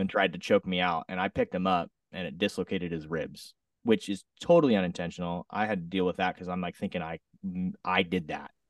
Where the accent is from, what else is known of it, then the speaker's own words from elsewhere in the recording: Southern Oregon, United States; now in Redding, United States; I grew up in Southern Oregon, small little town. Lived there for most of my life.